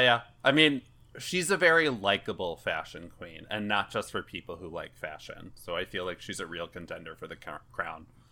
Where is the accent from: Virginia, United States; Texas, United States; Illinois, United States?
Illinois, United States; Chicago; as a native Chicagoan